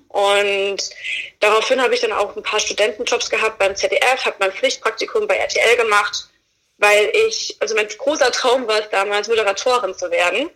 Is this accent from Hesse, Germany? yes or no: yes; Fulda, Hesse, Germany; moved away as an adult; now in Berlin, Germany; Ich komme aus Fulda. Ich, ähm, ich, bin mit 19 Jahren bin ich nach Berlin gekommen